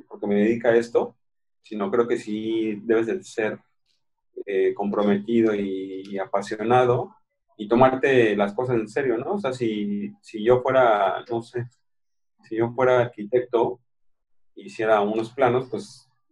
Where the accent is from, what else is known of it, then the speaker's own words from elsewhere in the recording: Mexico City, Mexico; moved away; yo soy de la Ciudad de México